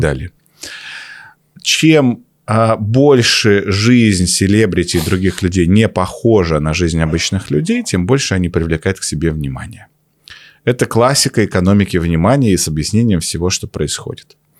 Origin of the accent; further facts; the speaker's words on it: Omsk, Omsk Oblast, Russia; он так же, как и я, из Омска